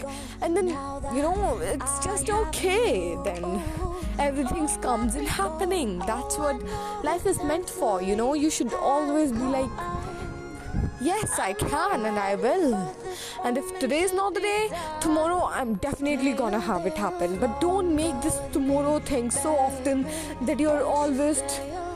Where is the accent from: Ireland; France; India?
India; I'm even an Indian human